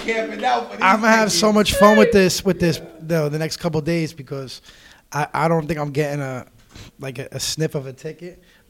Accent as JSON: {"language": "English", "area": "Bergen County", "region": "New Jersey", "country": "United States", "tie": "born or raised there", "also_born_or_lived": "Dyckman, Manhattan, New York", "said": "I grew up right by the Meadowlands. As stated earlier, I'm from Bergen County."}